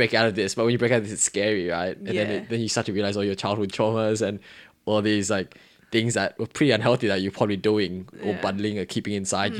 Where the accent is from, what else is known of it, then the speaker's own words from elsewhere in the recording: New South Wales, Australia; I was very proud to say I was from Western Sydney, actually. I was happy to rep it